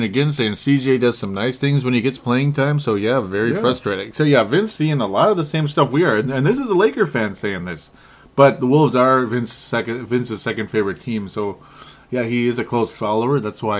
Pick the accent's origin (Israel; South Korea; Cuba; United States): Cuba; You know, I'm from Cuba.